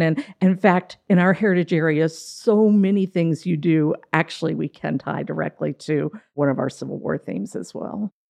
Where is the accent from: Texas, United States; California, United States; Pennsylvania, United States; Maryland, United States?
Maryland, United States; Frederick; moved away as an adult; also born or lived in Savannah, Georgia; I did grow up in Frederick